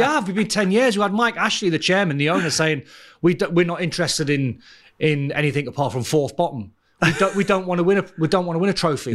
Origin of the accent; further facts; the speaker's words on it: Newcastle upon Tyne, North East England, United Kingdom; I'm from Newcastle